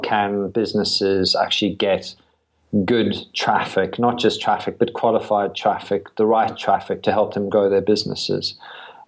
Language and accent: English; South Africa; moved away as an adult; also born or lived in London, United Kingdom / Brighton, United Kingdom; now in United Kingdom; I was born in South Africa.